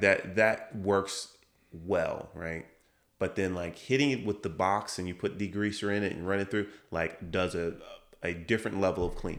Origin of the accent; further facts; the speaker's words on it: Chesterfield, Virginia, United States; I grew up in Chesterfield.